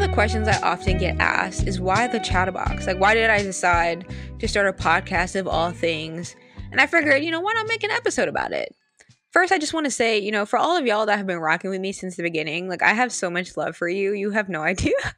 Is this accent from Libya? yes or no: no; Sint Maarten; I'm from Saint Martin